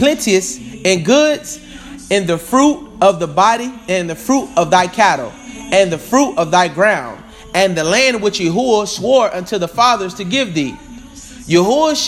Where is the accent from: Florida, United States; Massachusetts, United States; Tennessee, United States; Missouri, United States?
Florida, United States; Tampa; I am from Tampa, Florida